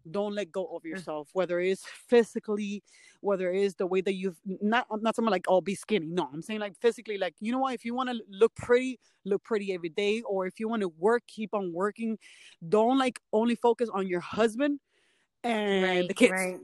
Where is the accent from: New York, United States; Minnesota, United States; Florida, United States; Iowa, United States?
Florida, United States; Miami; moved away as an adult; I'm from Miami, and after I left Miami, which has been like almost 4 years